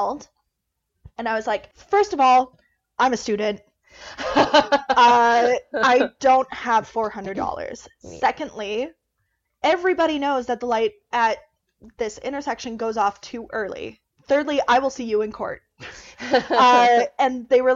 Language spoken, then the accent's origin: English; Alberta, Canada; accent: Albertan; I grew up in Alberta